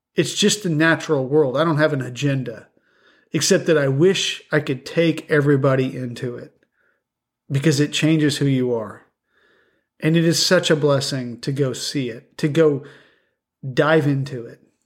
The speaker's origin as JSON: {"language": "English", "region": "the West", "country": "United States", "moved": "yes", "said": "I'm from the West."}